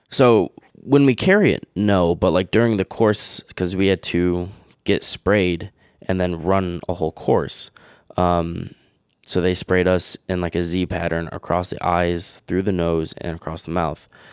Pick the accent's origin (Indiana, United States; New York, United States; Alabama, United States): New York, United States; Webster; also born or lived in Fairport, New York; I was born in Fairport, and then in third grade, I moved Webster, and I've lived in Webster my whole life